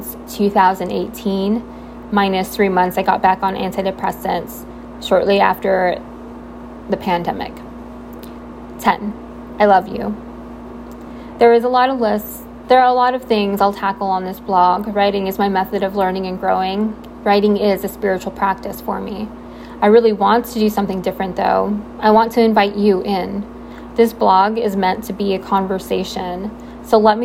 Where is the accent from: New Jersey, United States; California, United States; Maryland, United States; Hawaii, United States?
California, United States; Southern; I'm born and raised in Southern California, currently living in sunny San Diego